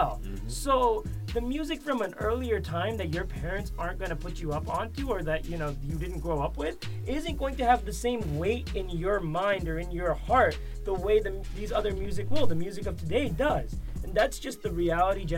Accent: Boston, Massachusetts, United States; I went to Boston High School in Boston.

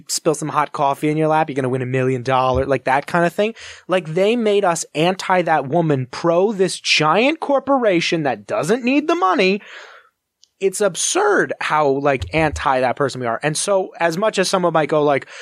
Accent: United States; we as a culture, as an American culture

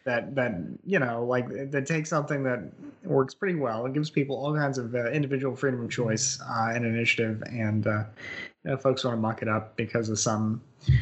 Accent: United States; as an American

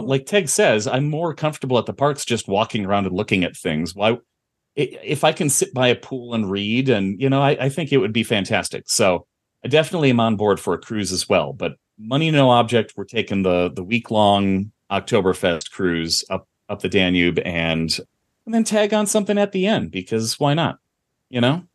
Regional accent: Midwest, United States; growing up in the Midwest

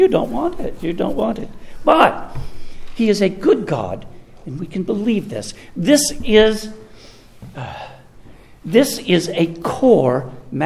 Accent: the South, United States; In the South, we play the game of neighbors, that is, of relatives

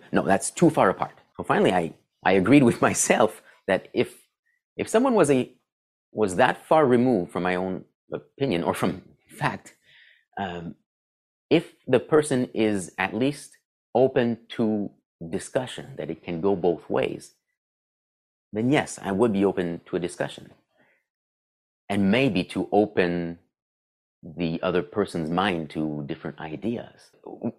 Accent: Ottawa, Ontario, Canada; accent: French-Canadian; now in Sudbury, Canada; I grew up in Ottawa

